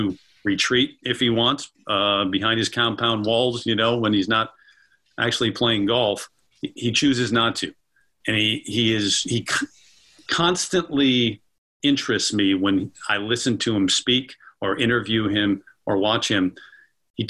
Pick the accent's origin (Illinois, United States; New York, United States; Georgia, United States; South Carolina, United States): Illinois, United States; Joliet; I grew up in Joliet, Illinois, just outside of Chicago